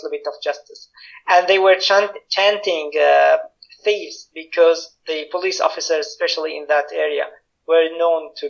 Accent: Damascus, Damascus Governorate, Syria; moved away; I was in Damascus. I'm from Damascus. I was in Damascus when it happened on March 15

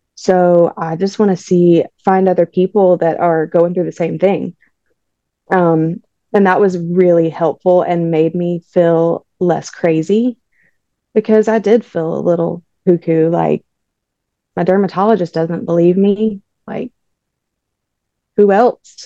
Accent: Jefferson, Georgia, United States; I'm from Jefferson, Georgia

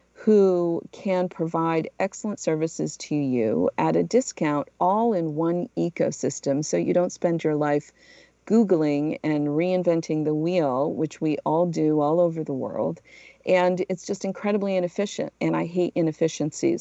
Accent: New Bedford, Massachusetts, United States; moved away as an adult; also born or lived in Portugal / Philadelphia / New York / Los Angeles; I'm originally from Portugal. I moved to the United States when I was a little kid and grew up in New Bedford, Massachusetts, where I went to high school

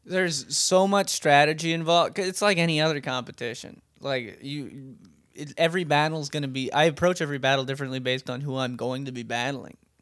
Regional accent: Hawaii, United States; moved away; We're both from Hawaii

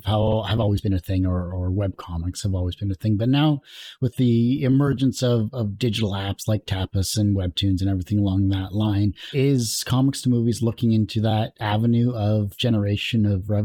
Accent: Canada; Actually, I'm Canadian, so I completely understand where you're coming from with that.

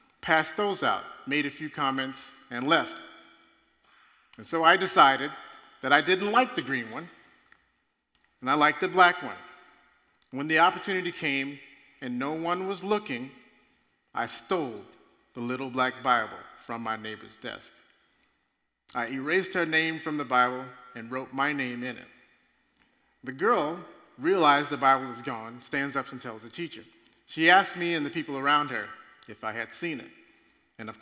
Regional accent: Mississippi, United States; now in Underwood, Minnesota, United States; I'm originally from Mississippi

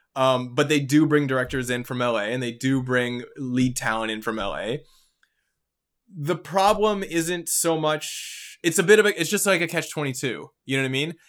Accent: Canada; being a Canadian in the entertainment industry

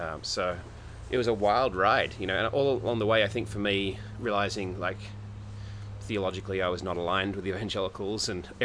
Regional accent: Australia; moved away; I'm Australian.

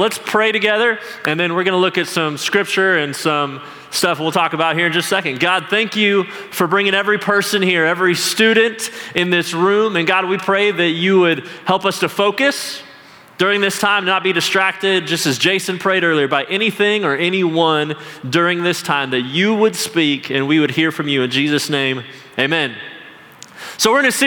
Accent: Salt Lake City, Utah, United States; I grew up in Salt Lake City, Utah

